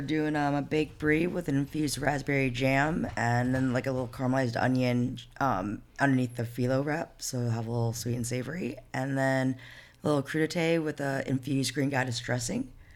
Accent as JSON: {"language": "English", "town": "Flint", "region": "Michigan", "country": "United States", "tie": "born or raised there", "also_born_or_lived": "Singapore / Abu Dhabi", "moved": "as an adult", "said": "I grew up in Flint, Michigan, um, in the heart of Flint. did eighteen years there"}